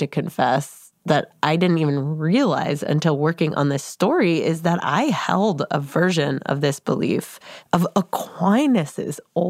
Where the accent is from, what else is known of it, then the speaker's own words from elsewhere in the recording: outside of Boston, Massachusetts, United States; I grew up outside of Boston.